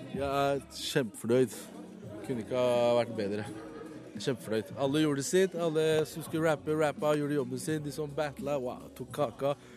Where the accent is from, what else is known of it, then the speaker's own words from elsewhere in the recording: Oslo, Norway; jeg er selv fra Heigestad, jeg er oppvokst på Heigestad